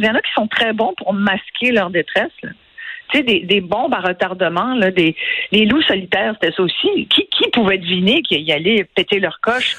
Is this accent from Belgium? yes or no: no; Quebec, Canada; chez nous au Québec